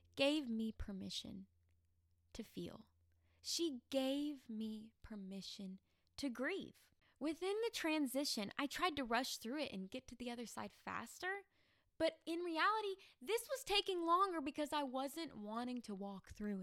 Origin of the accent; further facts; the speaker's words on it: Arkansas, United States; moved away as an adult; also born or lived in Tennessee; I came home to Arkansas from Tennessee to celebrate college graduation